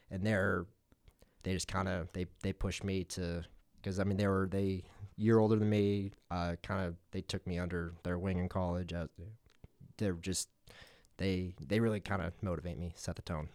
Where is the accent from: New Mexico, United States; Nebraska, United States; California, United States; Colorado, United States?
Colorado, United States; Longmont; moved away as an adult; also born or lived in New York City; now in McCook, United States; grew up in Colorado, at Longmont, Colorado, uh, outside of Boulder